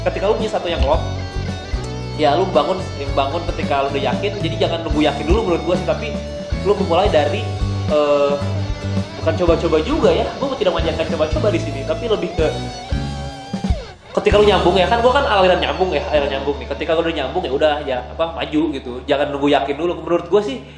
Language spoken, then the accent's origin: Indonesian; Java, Indonesia; gue Jawa gue sih adat Jawa cuman gue Jawa tidak terlalu banyak ribet